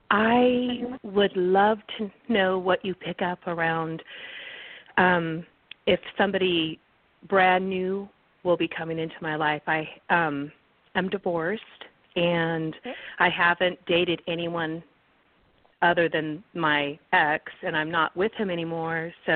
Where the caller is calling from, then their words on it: California, United States; I'm calling from California